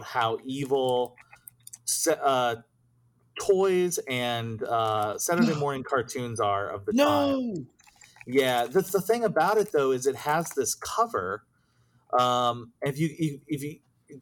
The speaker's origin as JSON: {"language": "English", "town": "Cissna Park", "region": "Illinois", "country": "United States", "tie": "born or raised there"}